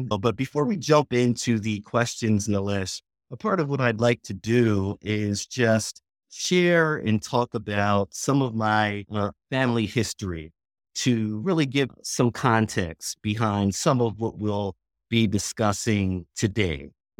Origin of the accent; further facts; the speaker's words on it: West Chester, Pennsylvania, United States; now in Charlotte, United States; I live in Charlotte, North Carolina. I'm originally from Westchester, Pennsylvania